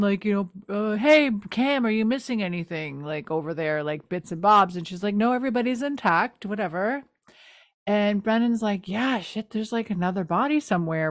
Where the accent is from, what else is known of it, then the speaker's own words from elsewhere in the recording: the Maritimes, Canada; I'm from the Maritimes